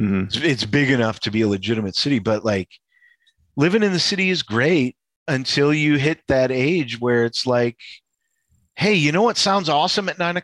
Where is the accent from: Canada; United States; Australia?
United States; Chicago, Illinois; moved away as an adult; I grew up Polish kid on the north side.